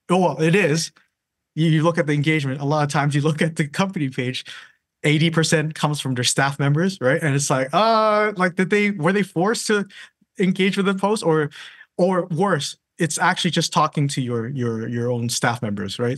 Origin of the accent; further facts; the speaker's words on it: Canada; now in London, United Kingdom; I'm from Canada